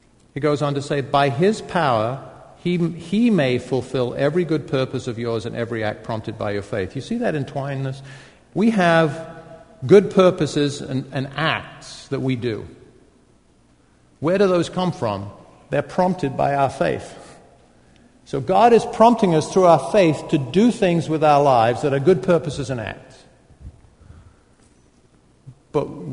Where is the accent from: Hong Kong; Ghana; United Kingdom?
United Kingdom; I'm a Brit